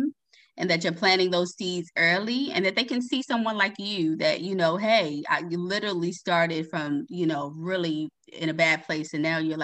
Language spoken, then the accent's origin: English; Baltimore, Maryland, United States; I'm from Baltimore